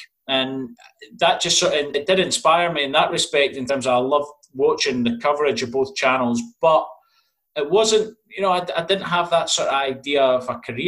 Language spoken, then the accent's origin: English; Edinburgh, Scotland, United Kingdom; Yeah, I grew up in Edinburgh.